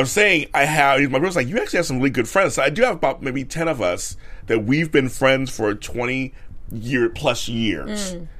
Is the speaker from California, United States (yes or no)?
yes; Los Angeles, California, United States; I grew up in South Central LA, so I grew up not rich or anything.